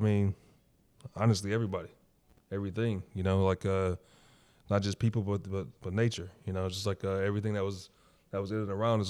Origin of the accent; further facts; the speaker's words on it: Detroit, Michigan, United States; From the west side of Detroit, Northwest to be exact, Finkel and Greenfield, if anybody who's familiar.